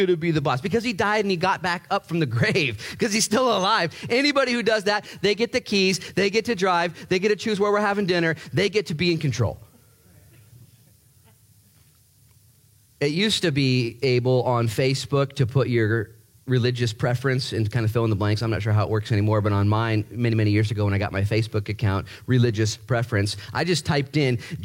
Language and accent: English; Ashland, Oregon, United States; we grew up in Ashland, so we floated the Rogue River a lot